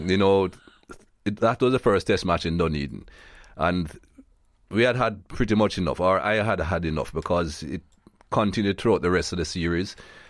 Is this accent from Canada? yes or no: no; Jamaica; now in United States; I'm proud Jamaican, of course. Mm. And I still have my Jamaican passport. I live in the US now, but I still travel on my Jamaican passport